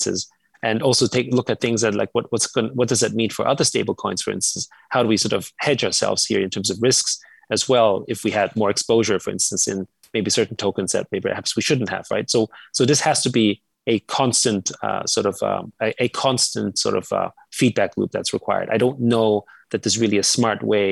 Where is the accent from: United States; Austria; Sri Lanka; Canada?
Austria; Vienna; moved away; I grew up in Austria, in Vienna